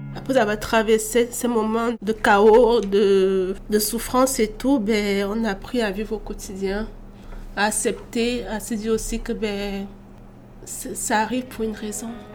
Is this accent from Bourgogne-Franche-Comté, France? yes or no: no; Bordeaux, Nouvelle-Aquitaine, France; moved away as an adult; also born or lived in Cameroon; now in Quebec, Canada; je suis euh, née au Cameroun et j'ai grandi en France à Bordeaux.